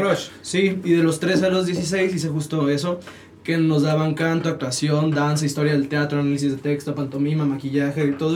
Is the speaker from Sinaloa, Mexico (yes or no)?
yes; Sinaloa, Mexico; now in Mexico City, Mexico; soy de Sinaloa